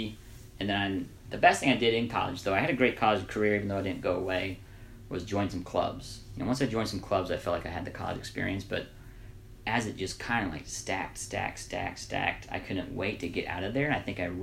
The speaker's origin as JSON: {"language": "English", "town": "Evansville", "region": "Indiana", "country": "United States", "tie": "born or raised there", "said": "I'm from Evansville, Indiana."}